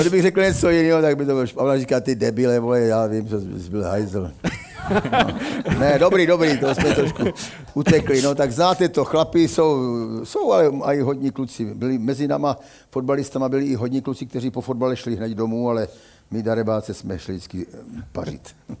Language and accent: Czech; Kroměříž, Zlín Region, Czechia; moved away as an adult; also born or lived in Uničov; now in Olomouc, Czechia; Narodil jsem se v Uničově roku 1950, ale jenom jsme tam bydleli s rodiči půl roku a šli jsme, protože voja, táta byl voják do Kroměříže